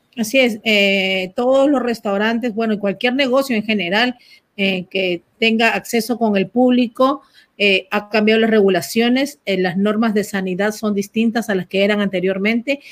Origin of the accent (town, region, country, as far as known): Peru; moved away